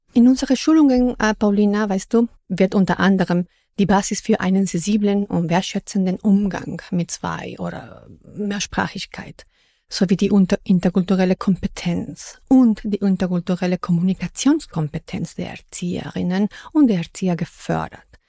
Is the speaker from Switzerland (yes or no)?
no; Mexico; first language Spanish; German is a second language; now in Berlin, Germany; wo ich herkomme aus Mexiko